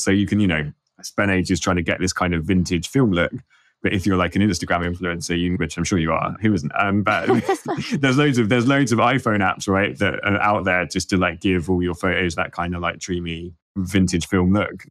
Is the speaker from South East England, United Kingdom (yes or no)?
no; London, United Kingdom; I'm from London